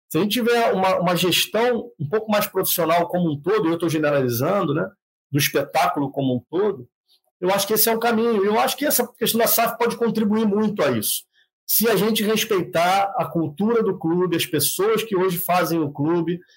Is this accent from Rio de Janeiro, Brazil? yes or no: yes; Rio de Janeiro, Brazil; moved away; eu sou do Rio de Janeiro, nasci no Rio de Janeiro.